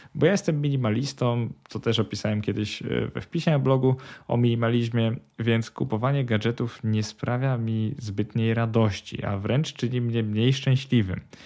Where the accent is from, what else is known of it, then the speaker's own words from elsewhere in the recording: Poland; moved away as an adult; now in Sweden; wyrosłem w kulturze porównywania się do innych. Zresztą w Polsce kto nie wyrósł